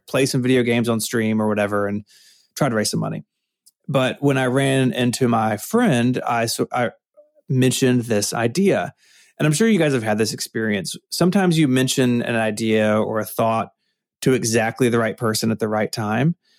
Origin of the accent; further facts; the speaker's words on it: Memphis, Tennessee, United States; I'm from Memphis, Tennessee. It's my hometown. I've, I've always lived here.